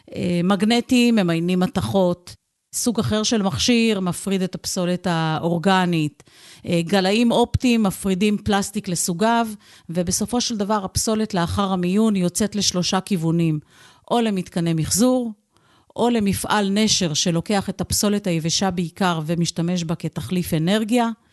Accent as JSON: {"language": "Hebrew", "town": "Holon", "region": "Tel Aviv District", "country": "Israel", "tie": "born or raised there", "said": "כילדה גדלתי בעיר חולון"}